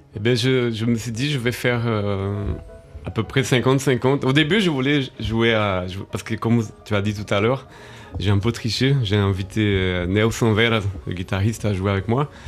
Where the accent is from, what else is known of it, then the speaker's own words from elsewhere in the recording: Brazil; moved away; j'ai grandi au Brésil